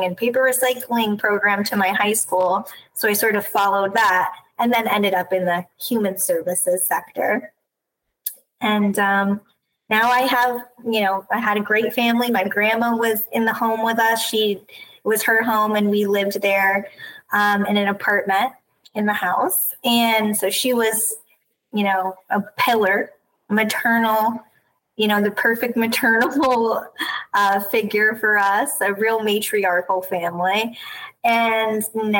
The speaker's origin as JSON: {"language": "English", "town": "Chatham", "region": "New York", "country": "United States", "tie": "born or raised there", "said": "I'm from the Hudson Valley, so not far. I grew up in a little town called Chatham, New York"}